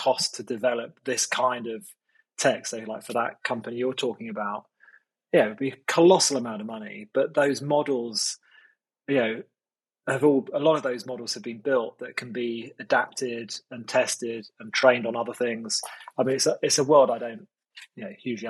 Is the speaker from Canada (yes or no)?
no; United Kingdom; I'm quite British, so I am